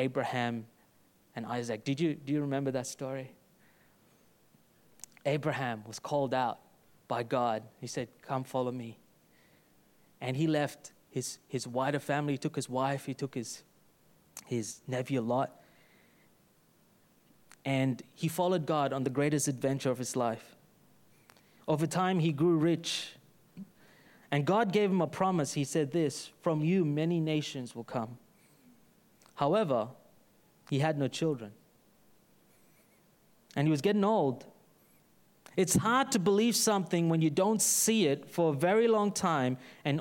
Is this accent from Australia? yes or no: yes; Brisbane, Queensland, Australia; from Brisbane, son of Melvin